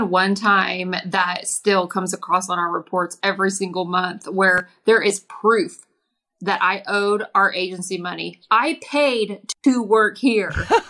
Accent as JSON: {"language": "English", "region": "Kansas", "country": "United States", "tie": "born or raised there", "also_born_or_lived": "Oklahoma / Texas", "said": "I grew up, I was born in Oklahoma, raised in Kansas, lives in Texas, been in Oklahoma for the past 17 years."}